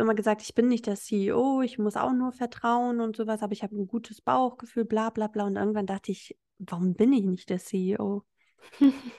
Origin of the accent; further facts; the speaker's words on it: Hamburg, Germany; moved away as an adult; also born or lived in Berlin; Ich kam jetzt nicht aus einer Kleinstadt, ich bin aus Hamburg gekommen